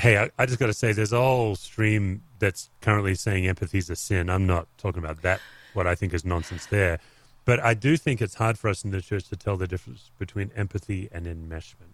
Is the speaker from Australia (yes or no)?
yes; Australia; as an Aussie